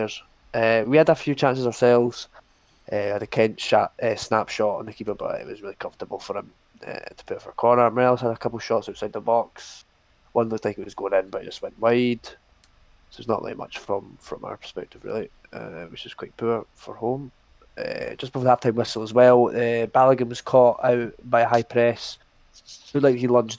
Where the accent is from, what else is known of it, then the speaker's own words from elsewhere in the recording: Dublin, Leinster, Ireland; I'm from Dublin